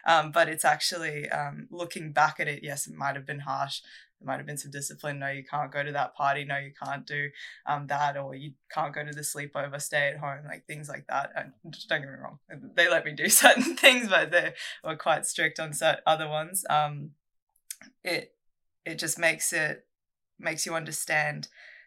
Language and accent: English; Australia; first language Russian; also born or lived in Russia; We moved here as a family, just my mum, my dad, and myself when I was 4